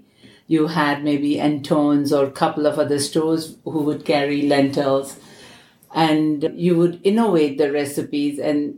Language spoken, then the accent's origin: English; New Delhi, Delhi, India; New Delhi, India.